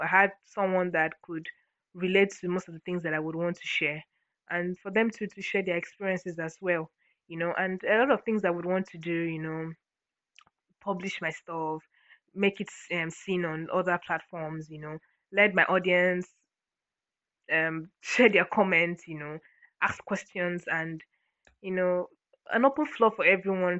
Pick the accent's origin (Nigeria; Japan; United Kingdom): Nigeria; Akwa Ibom; I'm from Akwa Ibom, Nigeria, Akwa Ibom State.